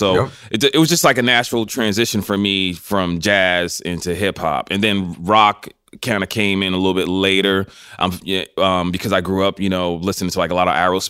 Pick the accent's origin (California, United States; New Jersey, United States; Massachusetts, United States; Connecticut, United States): Massachusetts, United States; Boston; moved away as an adult; also born or lived in New York City / Los Angeles; When I grew up in Boston, Massachusetts, right?